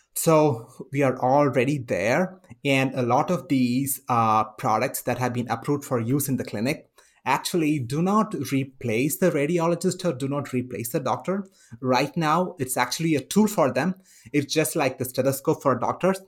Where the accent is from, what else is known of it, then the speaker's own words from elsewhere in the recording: India; now in United States; I come from India